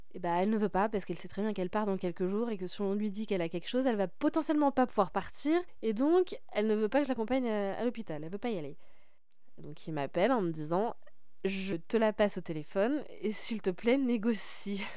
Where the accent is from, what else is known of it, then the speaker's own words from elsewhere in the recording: Paris, Île-de-France, France; je suis parisienne